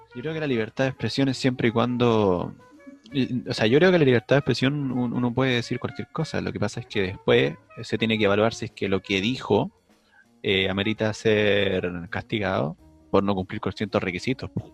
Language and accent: Spanish; Puente Alto, Santiago Metropolitan Region, Chile; Yo soy de Puente Alto